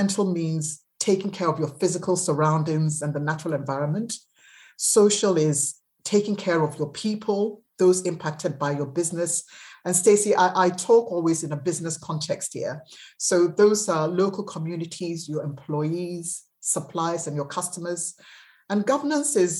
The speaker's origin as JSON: {"language": "English", "country": "Ghana", "said": "Ghana, which was my home country"}